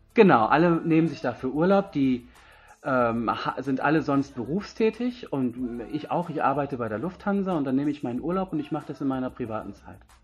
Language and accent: German; Germany; moved away as an adult; also born or lived in India; Ich bin aus Indien, bin hier zwar geboren, aufgewachsen, war aber 20 Jahre lang in Indien und bin jetzt wieder seit zwei Jahren